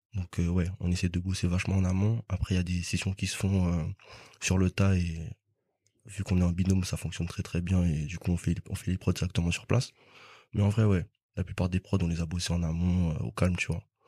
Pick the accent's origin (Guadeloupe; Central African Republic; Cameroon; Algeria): Guadeloupe; moved away as an adult; now in France; je me souviens juste avant de venir en France parce que de base je viens de Guadeloupe